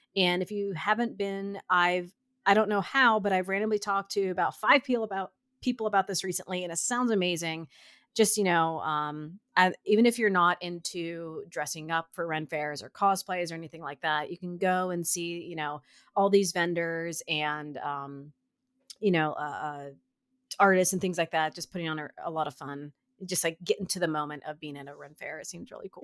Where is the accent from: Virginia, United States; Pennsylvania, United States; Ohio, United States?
Ohio, United States; Canton; I'm, I'm from Canton